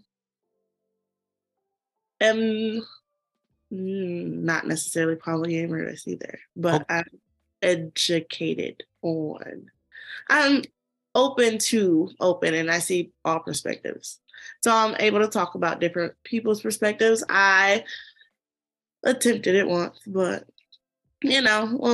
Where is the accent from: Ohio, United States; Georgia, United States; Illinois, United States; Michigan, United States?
Michigan, United States; Detroit; I'm from Detroit, Michigan